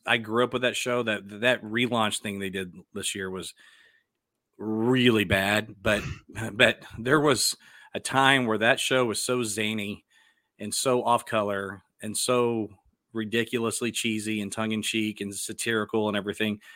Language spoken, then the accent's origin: English; Dallas, Texas, United States; I'm from Dallas, and so, like, that was a big deal when I was growing up.